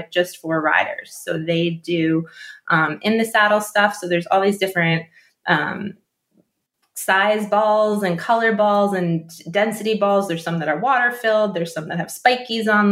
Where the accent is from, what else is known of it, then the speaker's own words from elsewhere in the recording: New Jersey, United States; I grew up in New Jersey